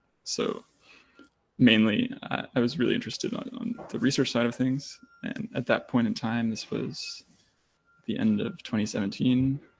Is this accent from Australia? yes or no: no; Germany; born there; I was born in Germany, but I unfortunately don't speak much German.